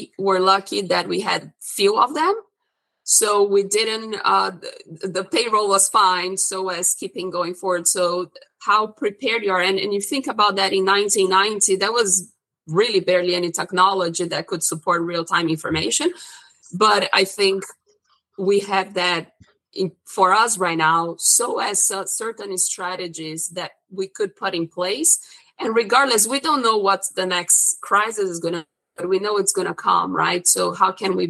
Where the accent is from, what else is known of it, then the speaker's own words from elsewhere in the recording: Brazil; moved away; I'm originally from Brazil and I went to school for economics